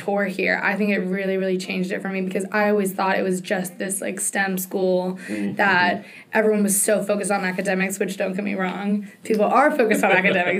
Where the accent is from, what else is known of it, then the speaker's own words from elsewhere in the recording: Fauquier County, Virginia, United States; I am a fifth year at Virginia Tech. My major is computer science, and I'm from Fauquier County, which is about 45 minutes outside of the D.C. area.